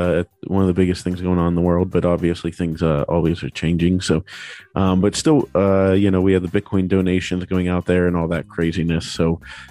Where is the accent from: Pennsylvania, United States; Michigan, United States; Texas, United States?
Pennsylvania, United States; Pittsburgh; I'm from Pittsburgh